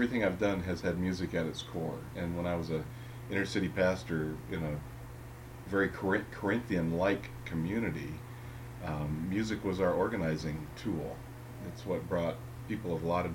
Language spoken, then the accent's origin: English; Ohio, United States; I was raised in Ohio